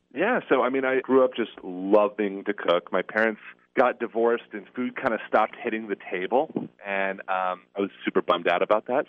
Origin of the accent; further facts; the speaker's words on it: Seattle, Washington, United States; moved away as an adult; also born or lived in Connecticut; I'm originally from Seattle, Washington